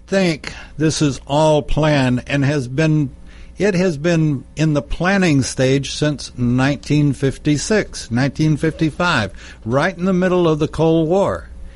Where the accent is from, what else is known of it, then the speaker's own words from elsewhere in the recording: Lubbock, Texas, United States; I'm from Texas